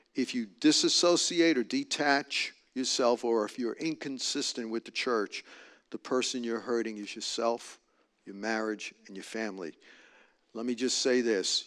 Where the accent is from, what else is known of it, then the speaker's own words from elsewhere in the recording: New York, United States; moved away; I'm from New York. I just speak direct